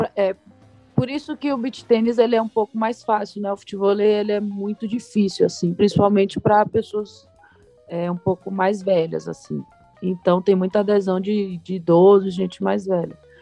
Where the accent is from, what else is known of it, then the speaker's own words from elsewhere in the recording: Salvador, Bahia, Brazil; moved away as an adult; also born or lived in Vitória da Conquista; now in São Paulo, Brazil; eu nasci em Vitória da Conquista, mas sempre morei em Salvador.